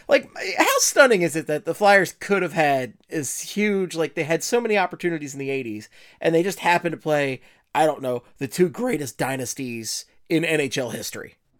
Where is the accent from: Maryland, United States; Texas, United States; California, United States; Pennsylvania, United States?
Pennsylvania, United States; Philadelphia; accent: Philly; my Philly accent